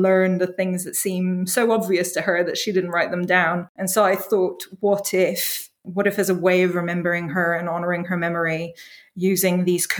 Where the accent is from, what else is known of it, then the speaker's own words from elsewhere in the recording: Kuwait; also born or lived in Skopje, North Macedonia; I was born in Yugoslavia, in Skopje, the capital of North Macedonia, as it now is, but grew up in Kuwait. We moved there in the late 80s for my mother's work.